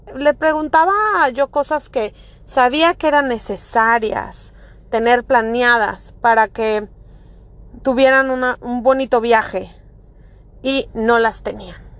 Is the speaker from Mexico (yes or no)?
yes; Monterrey, Nuevo León, Mexico; moved away as an adult; now in Florida, United States; Yo soy mexicana de Monterrey, Nuevo León.